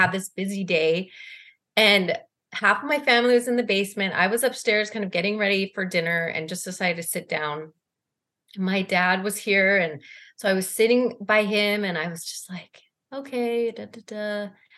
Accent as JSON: {"language": "English", "town": "Salt Lake City", "region": "Utah", "country": "United States", "tie": "born or raised there", "also_born_or_lived": "Boston", "moved": "as an adult", "lives_now": "Cleveland, United States", "said": "I'm originally from Salt Lake City. I grew up and went to East High School"}